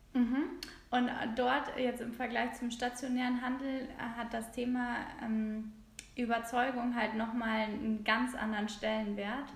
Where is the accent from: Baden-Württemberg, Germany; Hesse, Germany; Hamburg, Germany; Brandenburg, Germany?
Hamburg, Germany; bin aus Hamburg